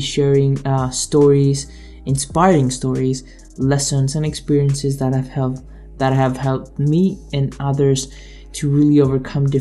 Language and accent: English; Greece; now in Canada; I was born and raised in Greece and I moved to Canada in 2014